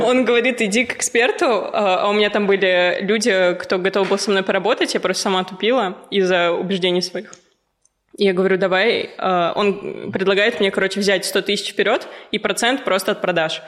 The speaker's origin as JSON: {"language": "Russian", "town": "Ufa", "region": "Bashkortostan", "country": "Russia", "also_born_or_lived": "Moscow", "moved": "yes", "said": "Я из Уфы"}